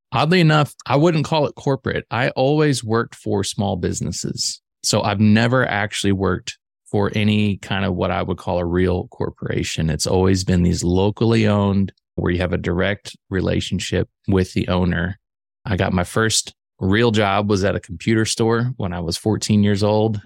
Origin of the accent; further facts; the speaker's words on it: central Illinois, United States; I grew up in the Midwest, actually central Illinois